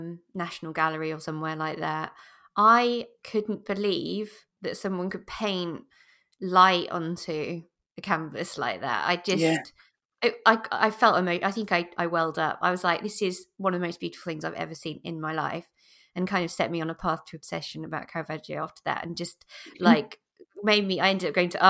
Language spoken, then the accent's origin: English; Lincolnshire, East Midlands, United Kingdom; I grew up in Lincolnshire, so not that far away from Leicester